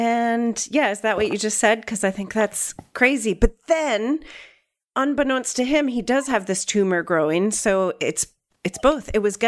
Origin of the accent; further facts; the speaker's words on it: Pennsylvania, United States; I'm literally from Pennsylvania.